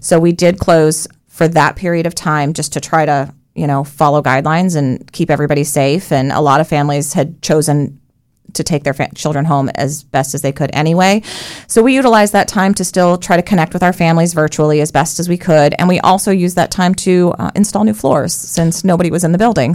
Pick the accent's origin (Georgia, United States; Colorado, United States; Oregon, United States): Colorado, United States; moved away as an adult; also born or lived in New York; now in Central Florida, United States; I was born in New York. I was raised in Colorado from the age of three